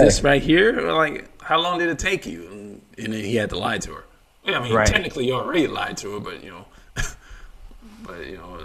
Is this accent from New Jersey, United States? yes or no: no; Miami, Florida, United States; I'm from Miami